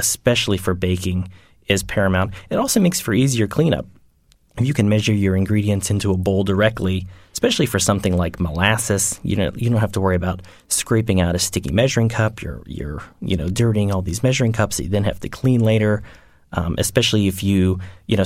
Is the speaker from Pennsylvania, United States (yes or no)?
yes; Pittsburgh, Pennsylvania, United States; I grew up outside of Pittsburgh, and I went to college and graduate school at the University of Pittsburgh